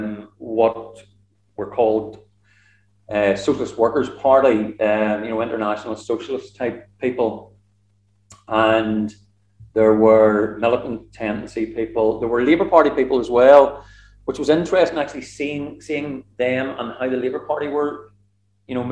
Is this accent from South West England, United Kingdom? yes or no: no; Northern Ireland, United Kingdom; moved away as an adult; also born or lived in Stirling, Scotland / Glasgow, Scotland; as a Northern Irish unionist, I wasn't a unionist, Northern Irish, Protestant coming from that area